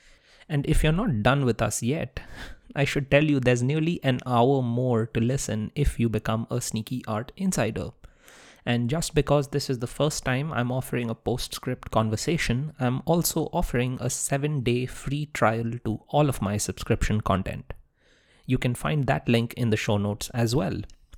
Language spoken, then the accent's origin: English; India; I grew up in India, so I completely know how that feeling goes.